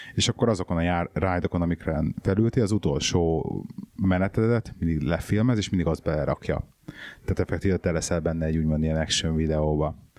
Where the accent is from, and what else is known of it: Hungary; moved away